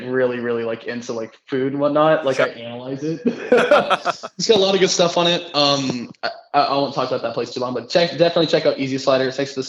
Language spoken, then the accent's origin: English; Gloucester, Massachusetts, United States; now in Dallas, United States; I grew up in the North Shore. I lived in the North Shore, Gloucester to be exact.